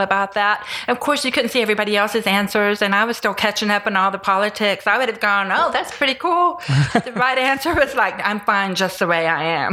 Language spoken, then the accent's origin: English; Tennessee, United States; now in Houston, United States; I grew up in Tennessee